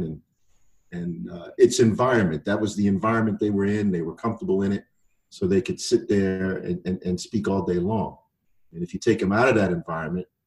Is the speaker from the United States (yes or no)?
yes; Croton-on-Hudson, New York, United States; I grew up on the Hudson River. I can remember days, mostly in the summer, where my grandfather would have me down at the Croton Yacht Club